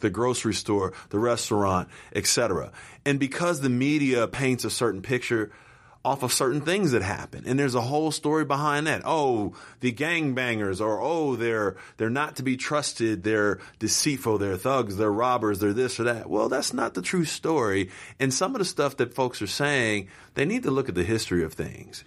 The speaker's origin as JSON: {"language": "English", "town": "Los Angeles", "region": "California", "country": "United States", "tie": "born or raised there", "said": "I had basically moved from uh, suburbia to here"}